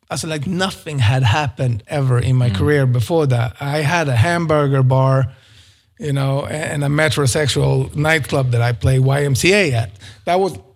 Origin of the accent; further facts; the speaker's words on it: Sweden; moved away as an adult; also born or lived in Stockholm; it's crazy expensive in Stockholm compared to my hometown